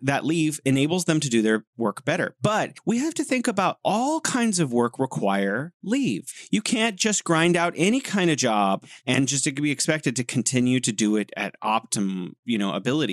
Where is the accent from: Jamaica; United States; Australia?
United States; California; now in Beijing, China; I'm originally from sunny California, the Golden State, living here in beautiful Beijing City of Museums